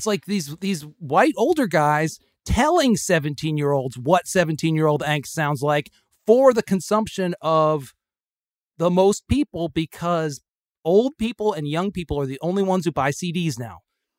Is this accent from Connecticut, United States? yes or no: yes; Connecticut, United States; I grew up in Connecticut in the 1970s.